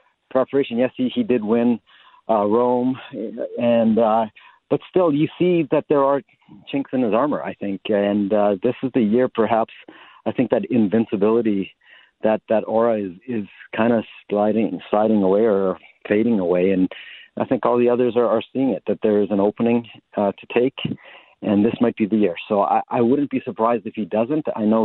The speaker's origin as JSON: {"language": "English", "country": "Canada", "said": "as a Canadian"}